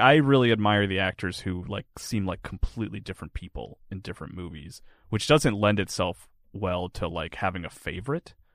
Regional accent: Florence, South Carolina, United States; moved away; I grew up in South Carolina

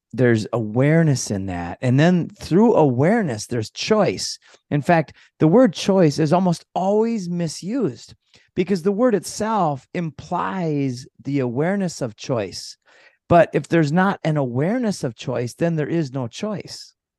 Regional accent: Minnesota, United States; moved away; also born or lived in Costa Rica; I came from Minnesota. I grew up there when I was a kid.

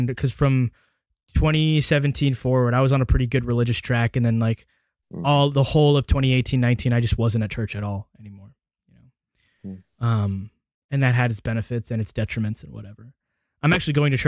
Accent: Hoover, Alabama, United States; growing up in Hoover City Schools

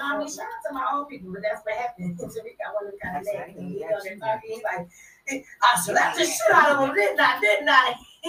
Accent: Detroit, Michigan, United States; Now, first of all, I'm from Detroit.

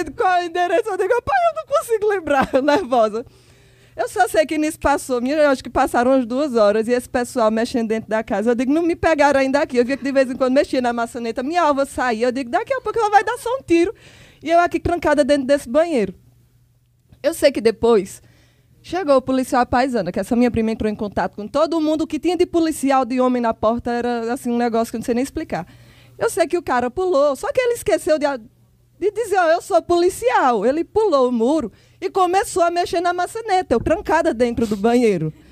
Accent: Serra Talhada, Pernambuco, Brazil; Enfim, eu sou de Serra Talhada, Pernambuco. É, fui morar em Petrolina.

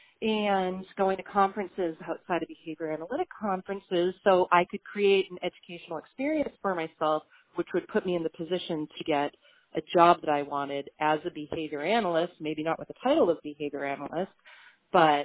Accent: Beverly, Massachusetts, United States; my hometown here in Beverly, Massachusetts

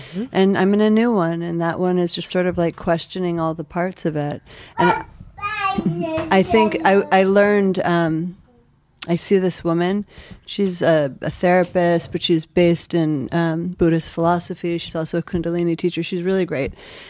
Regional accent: Buffalo, New York, United States; now in New York, United States

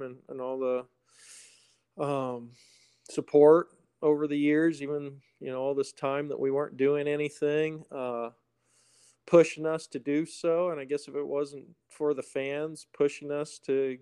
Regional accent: Portland, Oregon, United States; I was born and raised in Portland

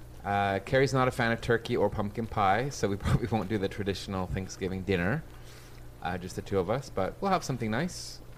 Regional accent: Oregon, United States; I have fond memories growing up in Oregon.

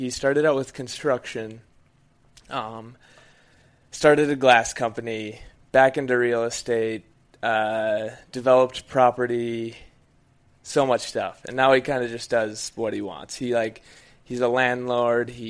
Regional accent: Menomonie, Wisconsin, United States; I grew up in a little town in Wisconsin called Menominee

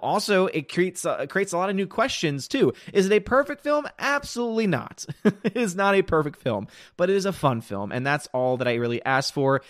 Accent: New Orleans, Louisiana, United States; the city of New Orleans, my hometown.

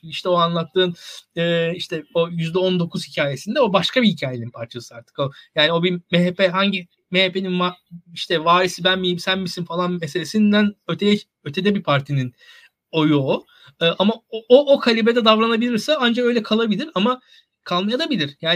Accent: İzmir, Turkey; ben mesela ben İzmirliyim.

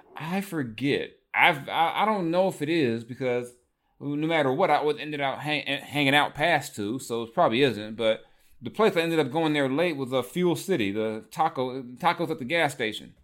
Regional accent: California, United States; I'm from California

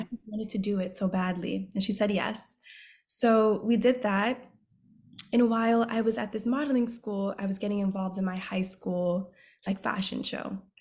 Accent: New York City, New York, United States; I am from the Bronx, New York, born and raised

